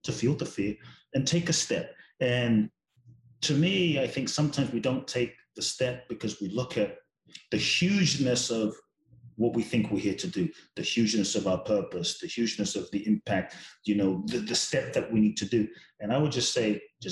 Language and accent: English; London, United Kingdom; I grew up in London. My father's from Ghana, my mother's Japanese